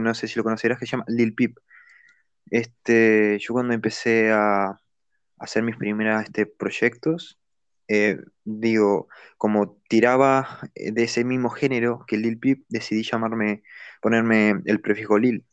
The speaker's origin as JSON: {"language": "Spanish", "country": "Uruguay", "moved": "as an adult", "lives_now": "Spain", "said": "Soy de, de eh, Uruguay, pero desde 2018 estoy viviendo en España"}